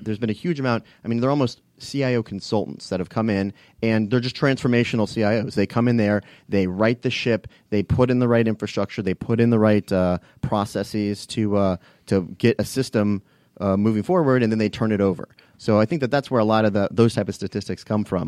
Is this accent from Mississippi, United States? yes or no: no; Fairfax County, Virginia, United States; moved away as an adult; also born or lived in Washington, D.C.; now in Atlanta, United States; I grew up in Fairfax County. So, um, you know, lived there, uh, uh, for about eighteen years until I mo-, moved to Atlanta.